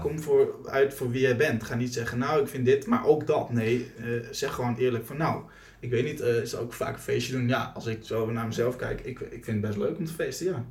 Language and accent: Dutch; Netherlands; wij Nederlanders